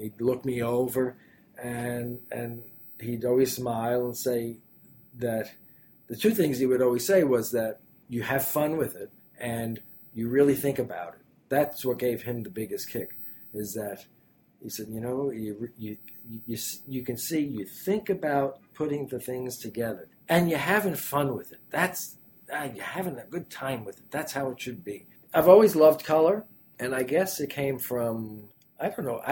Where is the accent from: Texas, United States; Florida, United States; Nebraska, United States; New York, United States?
New York, United States; New York City; also born or lived in Manhattan; I grew up in Brooklyn